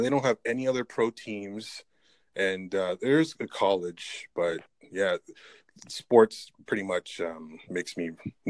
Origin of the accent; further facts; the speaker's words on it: Canada; because I'm Canadian.